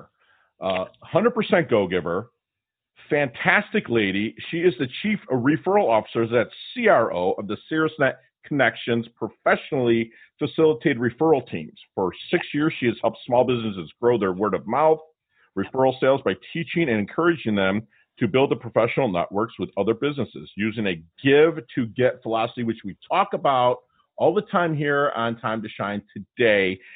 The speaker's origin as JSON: {"language": "English", "region": "Michigan", "country": "United States", "tie": "born or raised there", "moved": "yes", "lives_now": "Florida, United States", "said": "my hometown"}